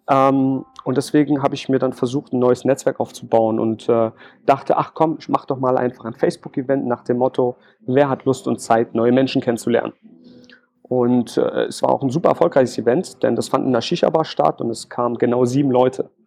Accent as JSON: {"language": "German", "region": "Berlin", "country": "Germany", "lives_now": "Jena, Germany", "said": "bin dann irgendwann nach Thüringen gezogen, in die schöne Stadt Jena. Ich bin eigentlich Berliner. Alle fragen sich jetzt wahrscheinlich, warum zieht man von Berlin nach Jena?"}